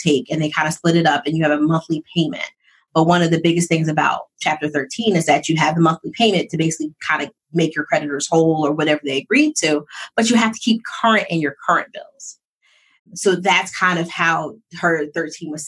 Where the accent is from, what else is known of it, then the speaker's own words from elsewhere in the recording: Philadelphia, Pennsylvania, United States; also born or lived in North Jersey; I was born outside of New York because my dad was an executive for McDonald's. So I was like North Jersey type. And then we moved back. So I'm from Philly.